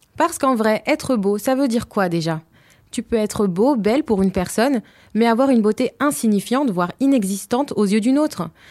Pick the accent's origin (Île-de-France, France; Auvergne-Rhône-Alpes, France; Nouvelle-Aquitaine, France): Île-de-France, France; Hauts-de-Seine; je suis originaire des Hauts-de-Seine